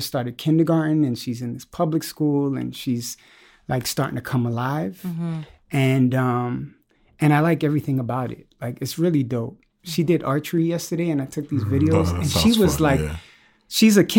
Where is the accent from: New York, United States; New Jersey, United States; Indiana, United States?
New York, United States; Bronx; also born or lived in East Harlem; I was born in East Harlem and moved up to the Bronx and moved around a lot. But the Bronx, I credit with forming me.